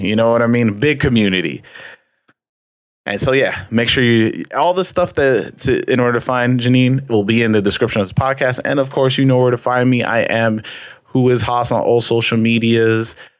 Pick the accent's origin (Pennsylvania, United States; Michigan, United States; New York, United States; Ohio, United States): New York, United States; I'm from New York